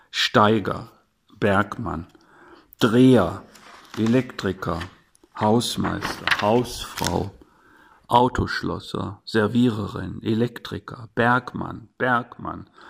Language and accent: German; Gelsenkirchen, North Rhine-Westphalia, Germany; born there; Ich bin in Rothausen im Rheinland geboren, die haben darauf gepocht, dass das im Ausfall stand. Die wollen keine Westfalen sein.